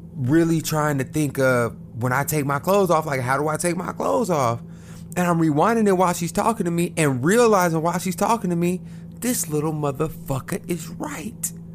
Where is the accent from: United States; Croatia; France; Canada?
United States; Oklahoma; moved away as an adult; now in Houston, United States; I'm from Oklahoma, right above Texas